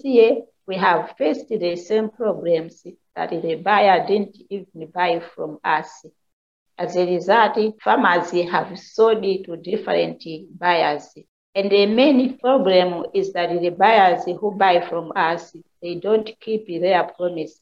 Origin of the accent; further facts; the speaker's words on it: Malawi; from Malawi. I am a farmer.